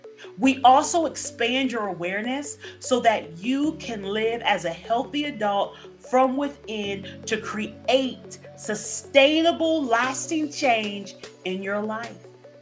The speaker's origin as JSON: {"language": "English", "town": "Cincinnati", "region": "Ohio", "country": "United States", "moved": "yes", "said": "I'm originally from Ohio. Okay. Yes. Southern Ohio, Cincinnati area."}